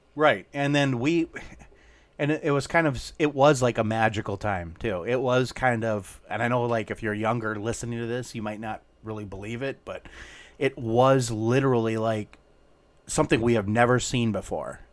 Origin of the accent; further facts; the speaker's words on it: Minnesota, United States; we grew up in Minnesota